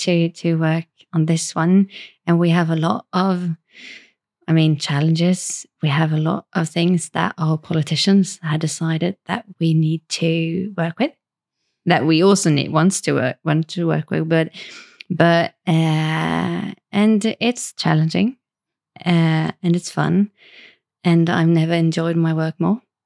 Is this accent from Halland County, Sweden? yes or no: yes; Varberg, Halland County, Sweden; moved away as an adult; also born or lived in Stockholm, Sweden; I grew up in Varberg